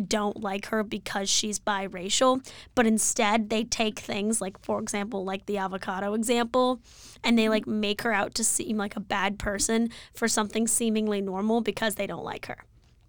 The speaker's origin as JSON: {"language": "English", "country": "India", "said": "As an Indian, not a huge fan of the British."}